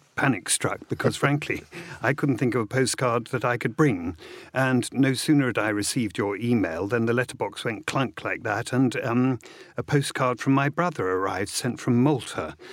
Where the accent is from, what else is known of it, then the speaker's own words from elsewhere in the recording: Hastings, South East England, United Kingdom; my mother flew back and I was born in Hastings.